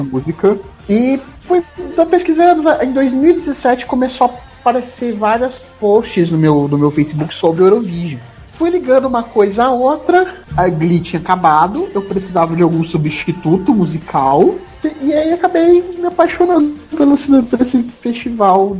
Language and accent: Portuguese; Assis, São Paulo, Brazil; Assis, que é no interior do interior de São Paulo